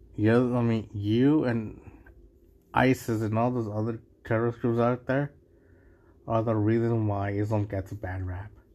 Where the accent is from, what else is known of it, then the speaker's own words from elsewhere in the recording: Mexico; I'm from Mexico, but yeah, I, at least I can call myself Mexican